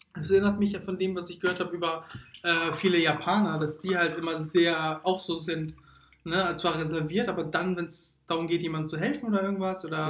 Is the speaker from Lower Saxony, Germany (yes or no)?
no; Hamburg, Germany; Wir sind gebürtige Hamburger. Wir äh, leben leider nicht so, oder wir sind auch aufgewachsen, leider nicht so tollen Teil des Ham von Hamburg